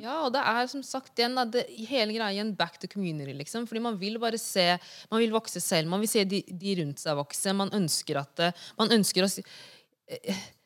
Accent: Norway; moved away; also born or lived in United States; vi er fra Senegal, men vi er også norske

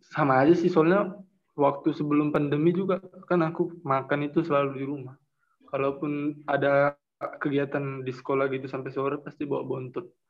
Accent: Pematangsiantar, North Sumatra, Indonesia; karena kan kayaknya sekarang guru di kota aku di Siantar itu udah diwajibkan untuk melakukan pembelajaran daring

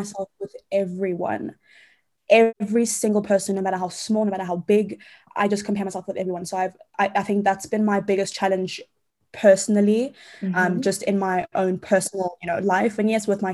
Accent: Johannesburg, Gauteng, South Africa; moved away as an adult; also born or lived in London, United Kingdom; So I'm from Johannesburg, South Africa. I've grown up here my whole life.

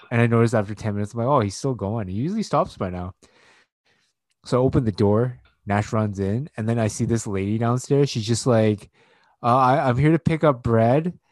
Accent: Canada; first generation Asian, uh, Canadian-born Chinese

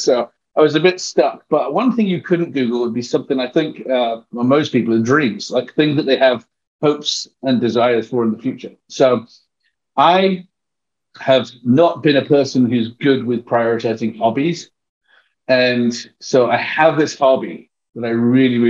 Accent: England, United Kingdom; accent: English; first language English; moved away as an adult; also born or lived in Texas; now in United States; I'm from England

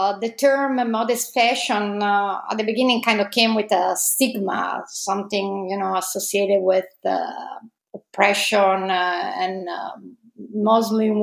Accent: Italy; accent: Italian; English is a second language; moved away as an adult; also born or lived in Padua, Italy / Los Angeles, United States; As you can probably guess from my accent, I'm Italian.

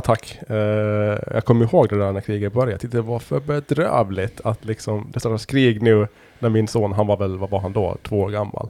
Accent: Åland Islands; som ålänningar

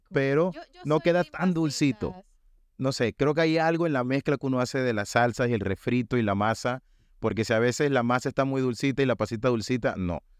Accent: Panama; el mensaje principal que nosotros como panameños tenemos que internalizar es un mensaje que se escucha muchísimo ahorita en cuanto a las protestas de la minería y es que el oro de Panamá es verde.

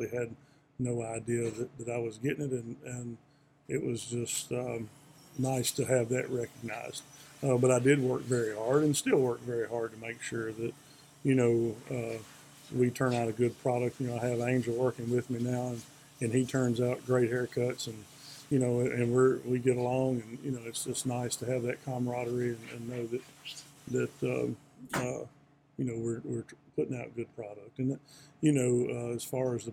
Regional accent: Nashville, Tennessee, United States; moved away as an adult; now in Radford, United States; I grew up in Nashville, big city, went to a high school that was 3,400 students.

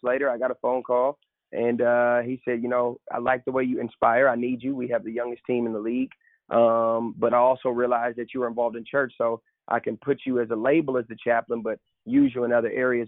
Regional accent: Seattle, Washington, United States; moved away as an adult; also born or lived in New York; born and raised in Seattle, Washington

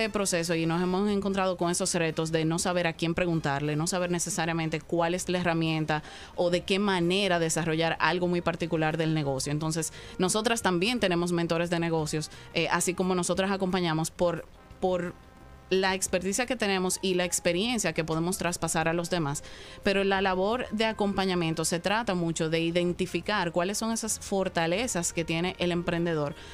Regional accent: Dominican Republic; soy más dominicana que el plátano, cualquier cosa también.

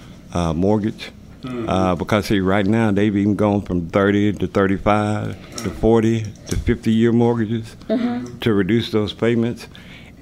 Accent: Little Rock, Arkansas, United States; Born and bred in Little Rock, graduated from the public schools

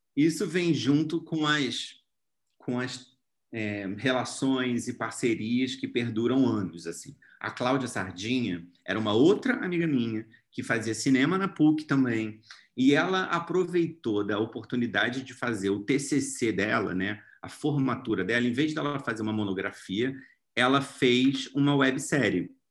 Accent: Rio de Janeiro, Brazil; sou lá do Rio

